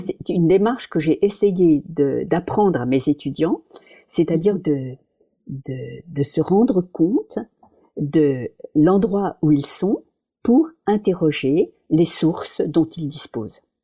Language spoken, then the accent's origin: French; Paris, Île-de-France, France; moved away as an adult; now in Netherlands; Je suis née à Paris, j'ai toujours habité à Paris